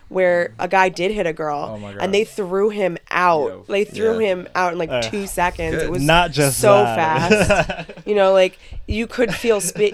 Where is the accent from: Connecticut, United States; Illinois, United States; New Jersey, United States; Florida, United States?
Connecticut, United States; Danbury; moved away; also born or lived in New Paltz, New York; I grew up in around Danbury, Connecticut.